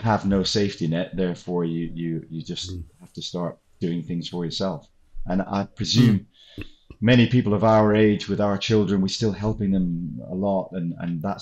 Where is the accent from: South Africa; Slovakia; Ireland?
South Africa; moved away as an adult; also born or lived in United Kingdom; The significant issues in my teen years with the apartheid situation, segregation issues, which I felt very strongly about and was not comfortable with, and ultimately left the country rather than doing military service